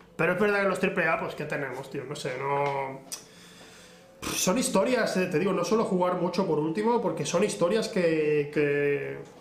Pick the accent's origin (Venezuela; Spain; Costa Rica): Spain; soy español